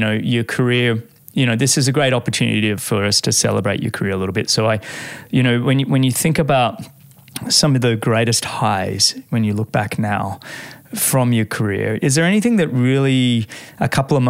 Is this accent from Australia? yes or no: yes; Australia